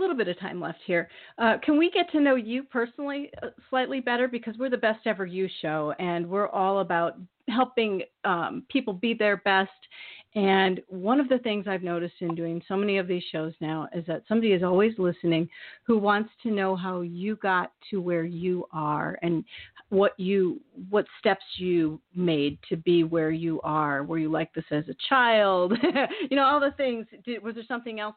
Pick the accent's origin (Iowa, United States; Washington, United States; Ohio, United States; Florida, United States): Iowa, United States; I grew up in Iowa